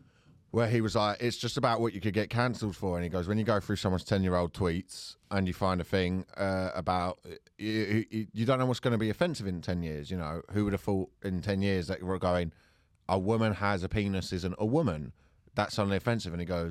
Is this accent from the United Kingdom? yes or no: yes; London, United Kingdom; accent: South London; Hi, it's my South London accent.